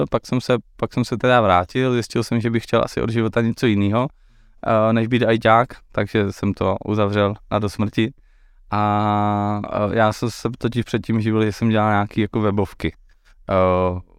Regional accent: Silesia, Czechia; jsem se léta páně 1988. Eh, v malé výzce, uh, eh, ne, jsem ze Slezska.

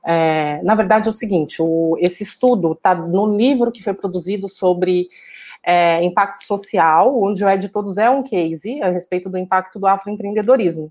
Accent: Taboão da Serra, São Paulo, Brazil; also born or lived in Jardim Santo Eduardo; Eu nasci e cresci na periferia de, da Zona Sul de São Paulo

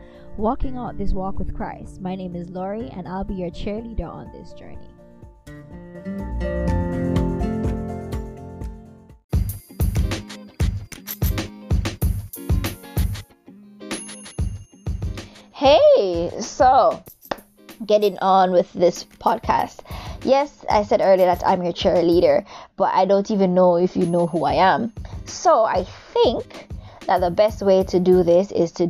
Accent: Jamaica; now in Japan; I am Jamaican. I am a Jamaican currently living in a beautiful set of islands called Japan

